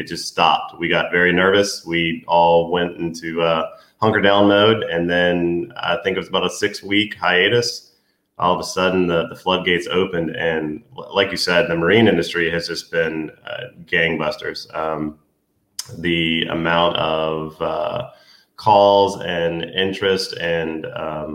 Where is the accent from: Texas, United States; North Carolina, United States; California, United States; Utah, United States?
North Carolina, United States; Eastern; also born or lived in Virginia; So I'm from Eastern North Carolina. Some people call it the Outer Banks. So growing up around the water